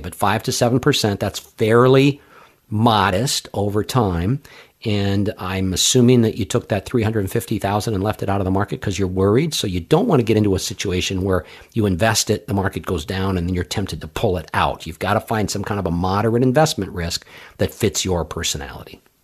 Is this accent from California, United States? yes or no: yes; Los Angeles, California, United States; now in Hartford, United States; I grew up out in Los Angeles